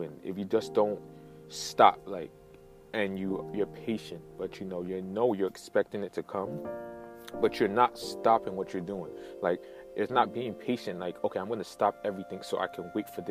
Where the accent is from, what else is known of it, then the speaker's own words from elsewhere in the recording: New York, United States; also born or lived in United Kingdom / Nigeria (ancestry); being an immigrant as myself, coming here when I was 8-9 years old, I was born in the United Kingdom, coming here, living in Brooklyn, and then moved to Queens